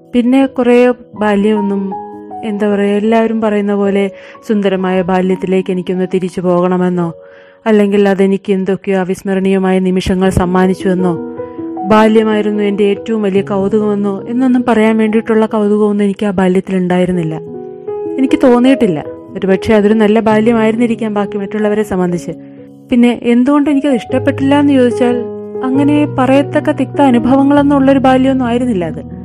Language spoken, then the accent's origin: Malayalam; Ozhukupara, Kerala, India; ഞാൻ ജനിച്ചത് വെമ്പായത്തിനടുത്തുള്ള ഒഴുകുപാറ എന്ന ഗ്രാമത്തിലാണ്